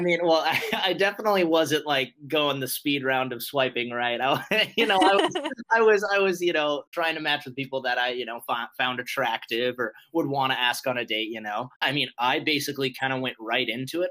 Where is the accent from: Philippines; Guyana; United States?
United States; Montana; moved away as an adult; also born or lived in Fargo, North Dakota; I'm 24 years old and I'm from Montana.